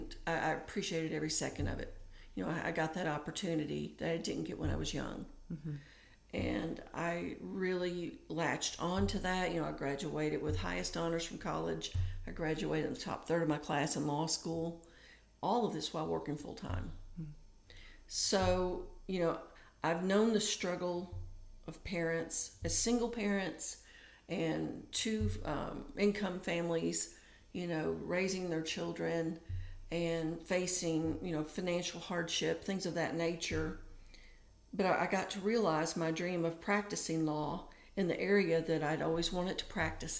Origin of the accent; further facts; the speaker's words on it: Tennessee, United States; also born or lived in Michigan; I was sent from Michigan to Tennessee to live with an aunt